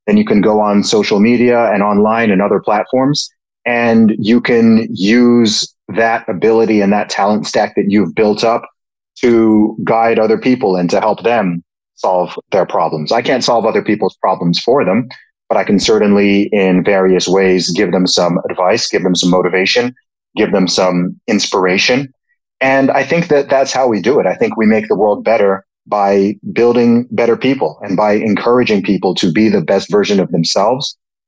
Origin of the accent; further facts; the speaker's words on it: Saudi Arabia; But I mean, I grew up in the Middle East. I spent 20 years living in Saudi Arabia. Of course, my family background is originally from Nigeria, from West Africa.